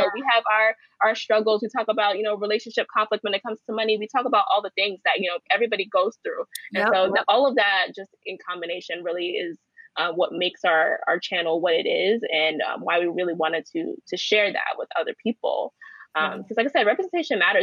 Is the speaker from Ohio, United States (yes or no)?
no; New York City, New York, United States; I grew up in Crown Heights